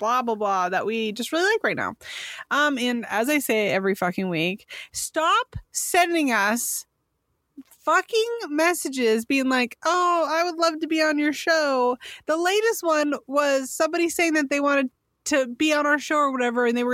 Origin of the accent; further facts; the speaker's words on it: California, United States; I'm from California